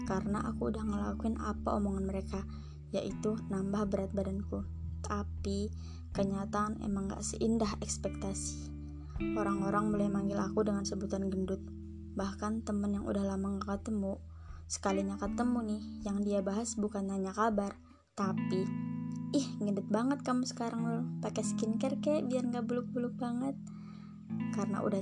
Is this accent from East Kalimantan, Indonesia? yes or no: yes; Sangatta, East Kalimantan, Indonesia; Aku lahir dan besar sampai segede ini di Sangatta